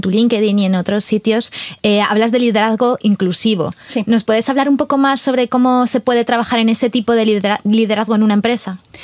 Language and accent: Spanish; Salamanca, Castile and León, Spain; Yo, como castellana, yo soy de Castilla y León de Salamanca